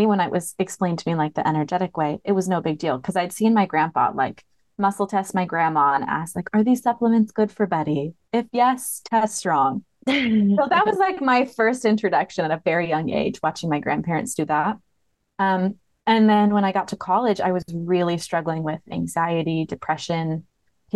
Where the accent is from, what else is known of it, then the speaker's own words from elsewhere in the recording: Michigan, United States; also born or lived in Montana / Hawaii; now in Alabama, United States; I've lived in Montana. I've lived in Hawaii, but I'm from Michigan. That's where I was raised.